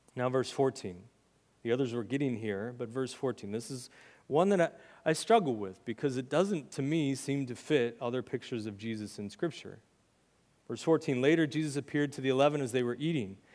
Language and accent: English; United States; as American Christians